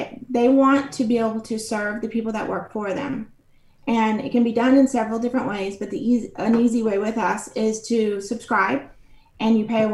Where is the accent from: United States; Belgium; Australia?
United States; McKinney, Texas; I am from McKinney, Texas, which is a suburb of Dallas, Texas